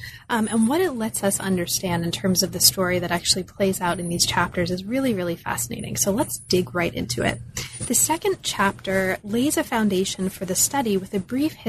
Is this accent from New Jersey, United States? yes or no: yes; Closter, New Jersey, United States; also born or lived in Bronx, United States; I was born in the Bronx, but raised in Closter, New Jersey, which no one's ever heard of.